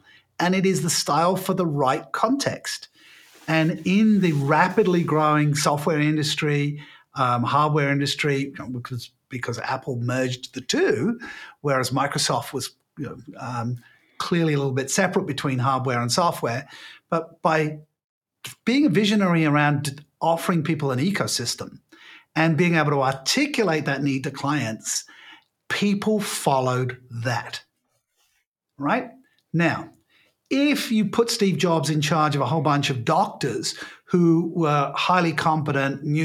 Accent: United Kingdom; I'm British by birth

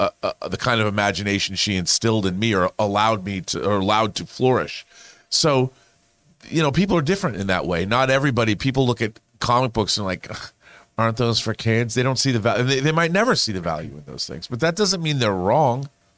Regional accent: Seattle, Washington, United States; I would love them to go, not just because I grew up in Seattle

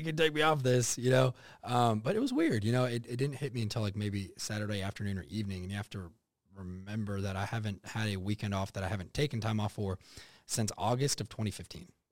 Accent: United States; also born or lived in Texas / Oklahoma; growing up in Texas and Oklahoma

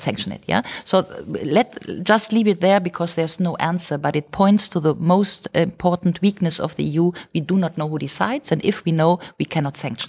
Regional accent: Germany; I'm from Rhineland, have nothing to do culturally with the Bavarians.

